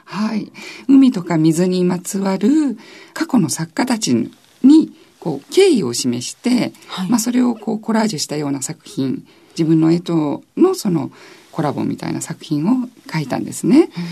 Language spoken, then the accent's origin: Japanese; Tokyo, Japan; also born or lived in Nagoya, Aichi; その後父の転勤でもう東京に来てしまっていてであとずっと東京でまあ美大に行ったという感じなんですね。